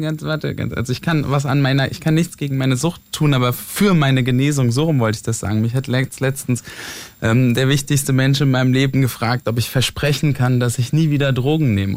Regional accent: near Mainz, Rhineland-Palatinate, Germany; komme aus der Nähe von Mainz, vom Dorf

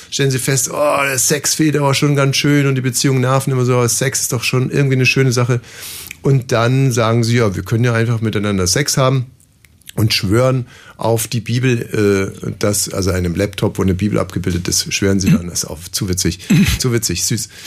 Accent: Germany; also born or lived in Brandenburg; als Deutscher

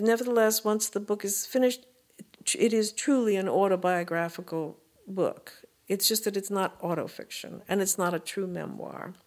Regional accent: New York City, New York, United States; born or raised there; also born or lived in Brooklyn / Manhattan

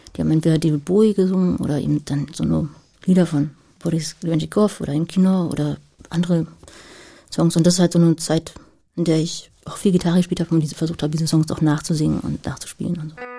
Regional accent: Berlin, Germany; also born or lived in Marzahn, Berlin; ich in Lichtenberg groß geworden, habe ich in Marzahn gelebt

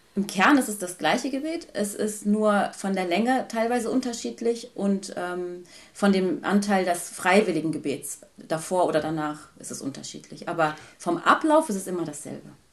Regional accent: Germany; ich bin in Deutschland geboren, in Deutschland aufgewachsen und als älteste von fünf Geschwistern

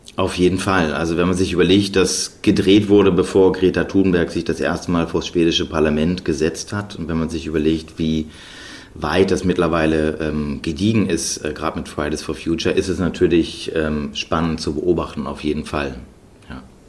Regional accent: Germany; wir sind in Deutschland zur Schule gegangen

